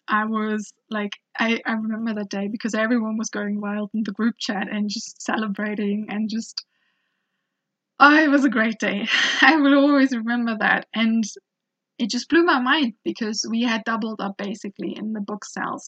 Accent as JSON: {"language": "English", "country": "Germany", "tie": "born or raised there", "said": "I was growing up in Germany"}